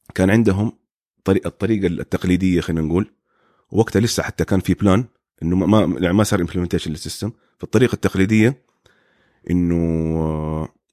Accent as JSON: {"language": "Arabic", "country": "Saudi Arabia", "moved": "as an adult", "lives_now": "United States", "said": "عندنا في السعوديه"}